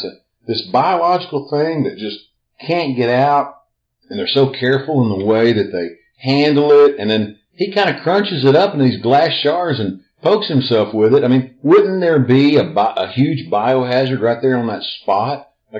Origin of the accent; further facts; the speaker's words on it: Tennessee, United States; We are from Tennessee.